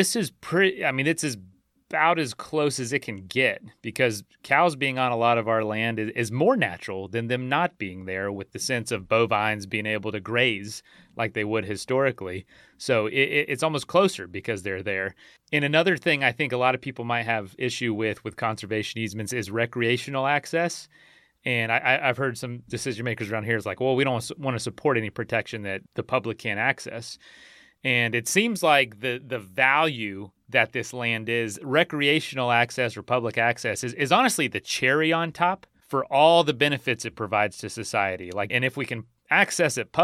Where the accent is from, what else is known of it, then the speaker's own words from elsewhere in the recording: Frostproof, Florida, United States; I grew up in the town of Frostproof